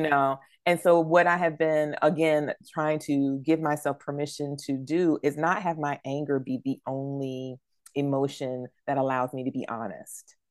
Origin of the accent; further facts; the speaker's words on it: New Bern, North Carolina, United States; moved away; my hometown of New Bern